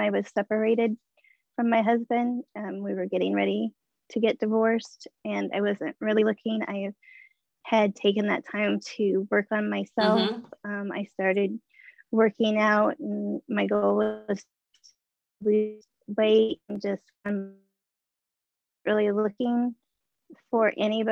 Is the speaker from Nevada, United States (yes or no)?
no; Omaha, Nebraska, United States; I'm from Omaha, Nebraska.